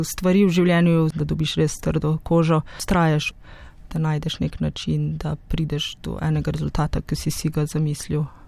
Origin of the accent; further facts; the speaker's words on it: Slovenia; also born or lived in Ljubljana, Slovenia / Krško, Slovenia; skoraj v mojem domačem kraju